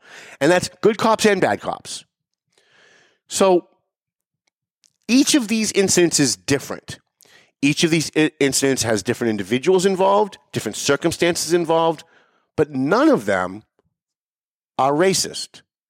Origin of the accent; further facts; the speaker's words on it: Lawrence, United States; I grew up in Lawrence.